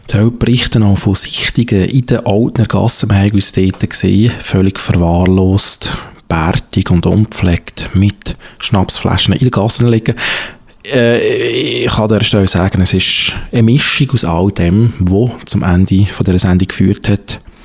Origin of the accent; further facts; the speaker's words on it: Switzerland; also born or lived in Zurich; bei uns in der Schweiz